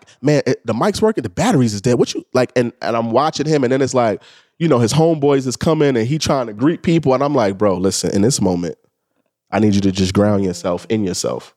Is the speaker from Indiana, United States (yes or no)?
no; New York City, New York, United States; I'm a kid from the Bronx. I grew up in the Bronx, you know, during the crack era